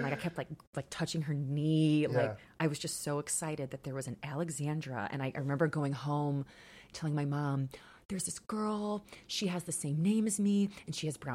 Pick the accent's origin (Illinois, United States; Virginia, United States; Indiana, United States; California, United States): Indiana, United States; Crown Point; I grew up here in Crown Point. I never really left